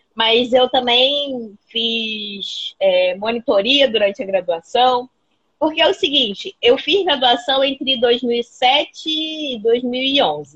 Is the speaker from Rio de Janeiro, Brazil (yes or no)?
yes; Paracambi, Rio de Janeiro, Brazil; eu sou de Paracambi. E Paracambi, e eu sou velha, né? Eu vou fazer 32 anos. Quem é de Paracambi entende o impacto que é ter vivido a adolescência em Paracambi